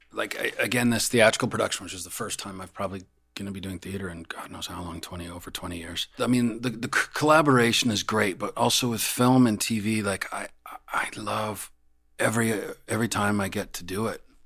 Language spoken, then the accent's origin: English; Calgary, Alberta, Canada; moved away; I grew up in Calgary. Calgary, my you know my family still lives there.